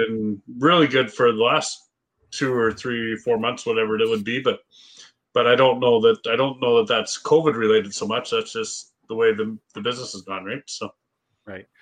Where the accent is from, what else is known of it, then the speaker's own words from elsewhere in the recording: Edson, Alberta, Canada; I grew up in Edson